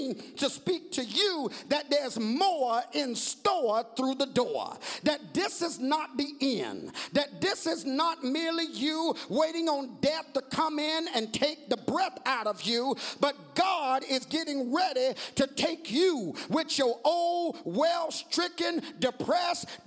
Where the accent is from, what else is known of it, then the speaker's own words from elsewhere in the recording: Georgia, United States; I'm from Georgia.